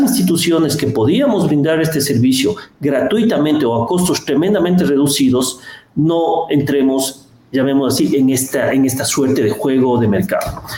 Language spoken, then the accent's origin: Spanish; Ecuador; como ecuatorianos